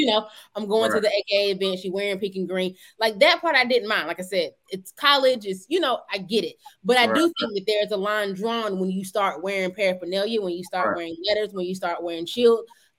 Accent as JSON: {"language": "English", "region": "Georgia", "country": "United States", "tie": "born or raised there", "said": "Hey, I grew up in Georgia."}